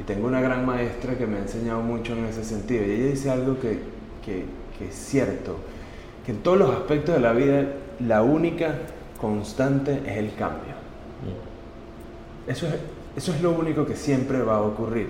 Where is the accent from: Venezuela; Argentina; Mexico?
Venezuela; nuestra responsabilidad como venezolanos dar un poco de lo mucho que Venezuela ha hecho y nos ha dado como familia